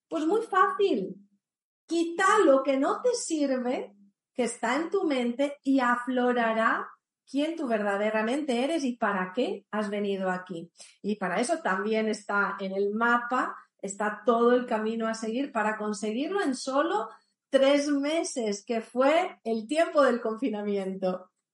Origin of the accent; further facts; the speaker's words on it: Italy; now in Spain; yo soy italiana, vivo en España